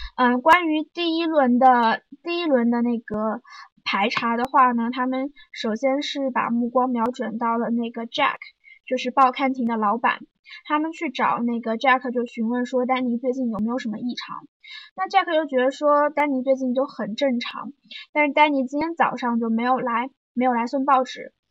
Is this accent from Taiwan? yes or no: no; Zhejiang, China; 在我老家，老家是一个四线小城市嘛，浙江